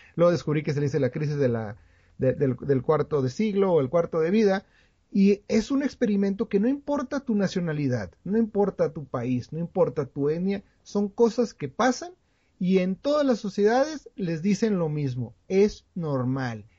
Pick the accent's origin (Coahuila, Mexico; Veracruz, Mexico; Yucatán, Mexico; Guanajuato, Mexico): Coahuila, Mexico; nosotros somos de Coahuila